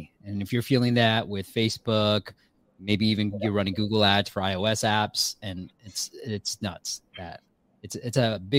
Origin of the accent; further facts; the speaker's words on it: Myanmar; I was born in Burma.